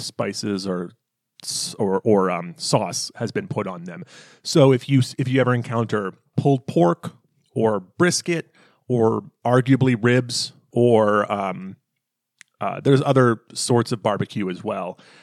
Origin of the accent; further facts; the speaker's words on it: the American South, United States; I grew up in the American South